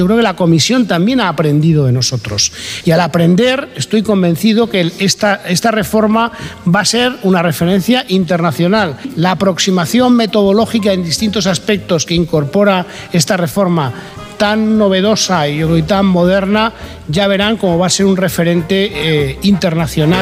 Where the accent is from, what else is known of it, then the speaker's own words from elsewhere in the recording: Catalonia, Spain; yo que soy catalán y un poco rata